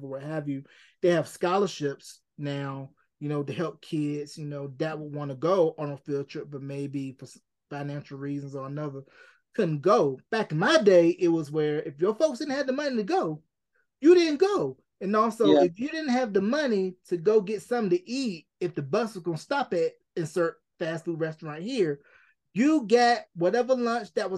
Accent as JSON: {"language": "English", "region": "the South", "country": "United States", "said": "being from the South, you know, you and I, we can both relate how being from the South and being a Southerner"}